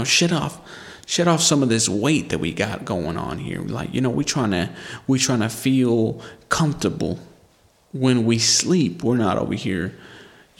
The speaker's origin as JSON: {"language": "English", "country": "United States", "said": "We're American."}